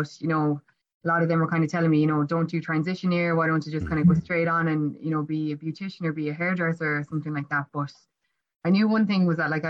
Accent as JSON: {"language": "English", "town": "Ennis", "region": "Munster", "country": "Ireland", "tie": "born or raised there", "moved": "as an adult", "lives_now": "Cork, Ireland", "said": "I am currently based in Cork City at the moment, but I grew up in Ennis in County Clare."}